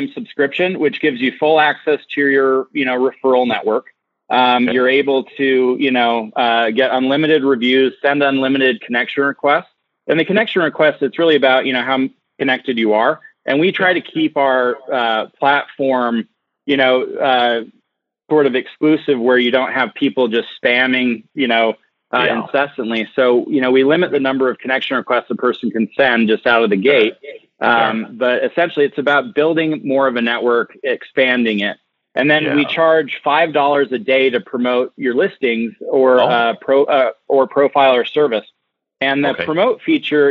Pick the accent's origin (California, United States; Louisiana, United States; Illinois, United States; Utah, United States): Utah, United States; Park City; I'm from Utah and I grew up in Park City